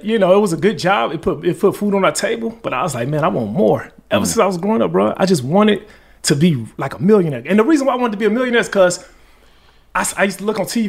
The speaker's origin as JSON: {"language": "English", "town": "Chicago", "region": "Illinois", "country": "United States", "tie": "born or raised there", "said": "I'm from Chicago, born and raised."}